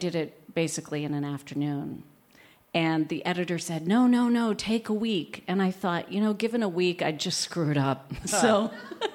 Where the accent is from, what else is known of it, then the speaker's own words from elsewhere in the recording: upstate New York, United States; also born or lived in Chicago; I spend most of my time in my hometown in upstate New York where I'm from.